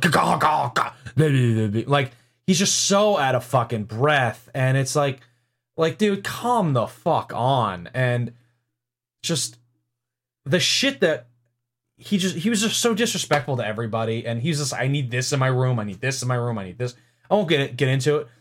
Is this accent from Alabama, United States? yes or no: no; New York City, New York, United States; moved away; I'm from New York City slash Long Island